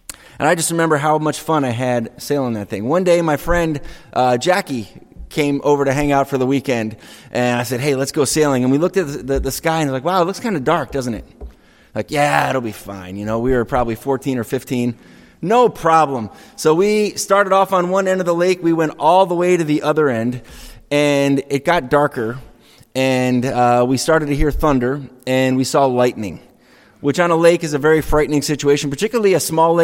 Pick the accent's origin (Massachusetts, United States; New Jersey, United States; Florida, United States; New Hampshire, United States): New Hampshire, United States; Franklin; I grew up on Webster Lake. It's a little freshwater lake in West Franklin